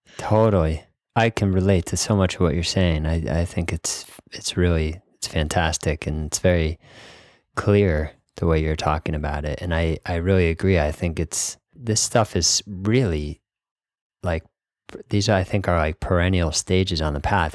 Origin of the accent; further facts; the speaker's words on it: New England, United States; I grew up in New England, Northeast, Wasp